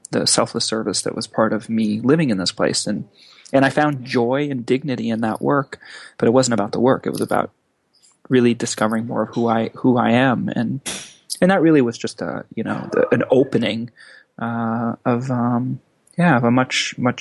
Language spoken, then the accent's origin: English; Los Angeles, California, United States; also born or lived in Lausanne, Switzerland / Amsterdam; then in LA through high school